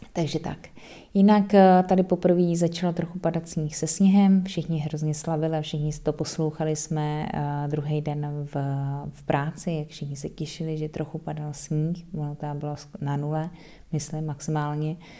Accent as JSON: {"language": "Czech", "country": "Czechia", "moved": "yes", "lives_now": "Netherlands", "said": "jaký máme my Vánoce v Čechách"}